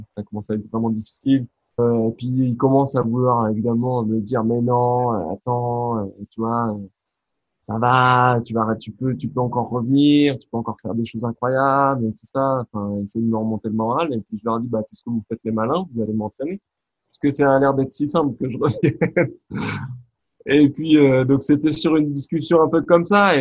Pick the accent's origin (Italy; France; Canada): France; un garçon comme moi, bah, né en France, français de culture française